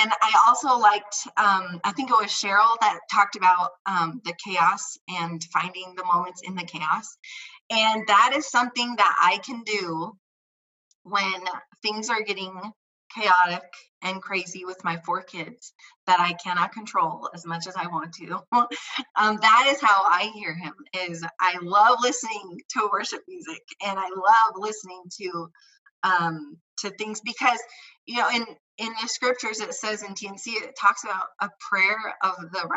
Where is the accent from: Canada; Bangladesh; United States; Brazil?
United States; Indiana; moved away as an adult; also born or lived in Idaho; now in Colorado, United States; I grew up in Indiana